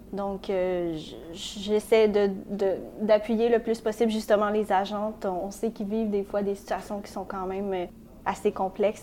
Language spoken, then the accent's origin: French; Montreal, Quebec, Canada; also born or lived in Saint-Léonard, Montreal; je suis née à Saint-Léonard et j'ai grandi à Anjou